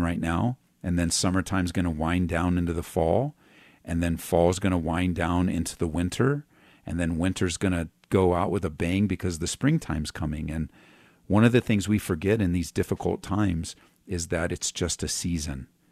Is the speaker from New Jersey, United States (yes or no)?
no; Southern California, United States; moved away as an adult; now in Colorado, United States; I was born and raised in Southern California